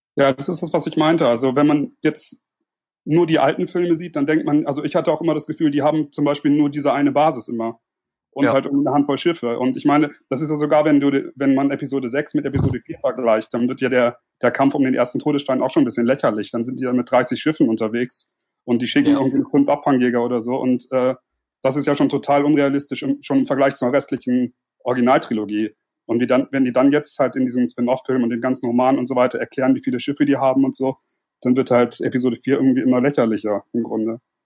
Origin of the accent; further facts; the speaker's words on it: Germany; komme aus der Nähe von Bremen.